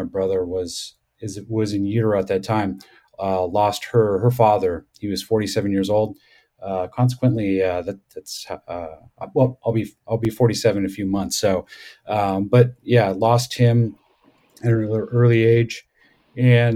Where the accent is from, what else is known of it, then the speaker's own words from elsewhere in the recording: Southern California, United States; moved away as an adult; now in Colorado, United States; I grew up in Southern California with a very loving, parents